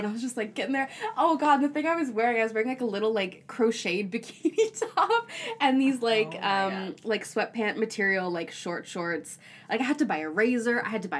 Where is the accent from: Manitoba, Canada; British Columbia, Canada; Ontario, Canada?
Ontario, Canada; Toronto; cause I'm from Toronto originally.